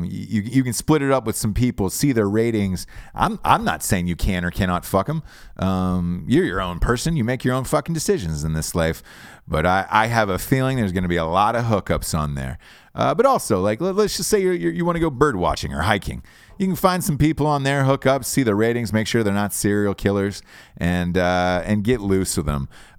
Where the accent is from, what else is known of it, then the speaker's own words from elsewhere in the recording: Peoria, Illinois, United States; I was born in Peoria, Illinois.